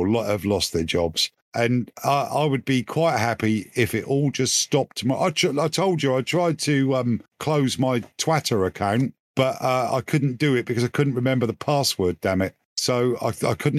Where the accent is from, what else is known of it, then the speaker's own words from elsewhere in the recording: England, United Kingdom; I'm English